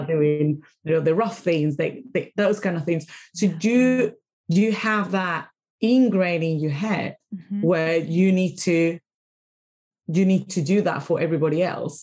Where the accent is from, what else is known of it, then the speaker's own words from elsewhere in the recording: Caracas, Capital District, Venezuela; English is a second language; moved away as an adult; now in United Kingdom; I am from Venezuela, I am from Caracas